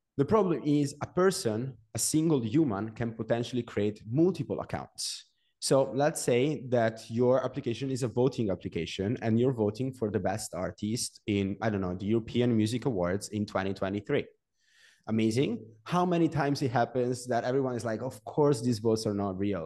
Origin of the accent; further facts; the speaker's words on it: Genoa, Liguria, Italy; also born or lived in Venice / Milan; I'm from Genoa. It's a small city in Italy.